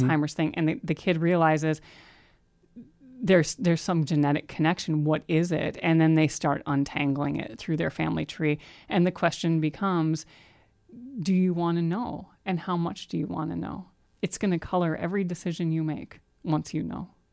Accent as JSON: {"language": "English", "region": "Ohio", "country": "United States", "said": "I'm from Ohio"}